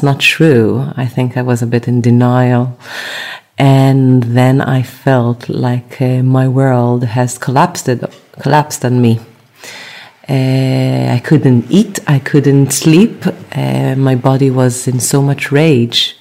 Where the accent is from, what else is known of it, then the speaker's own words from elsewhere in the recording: Tel Aviv, Tel Aviv District, Israel; moved away as an adult; now in London, United Kingdom; So I was raised in, brought up in Israel, Tel Aviv. And I moved to London following my love.